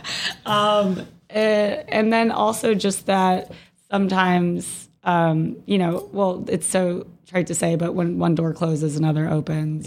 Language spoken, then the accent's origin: English; Jacksonville, Florida, United States; I'm originally from Jacksonville, Florida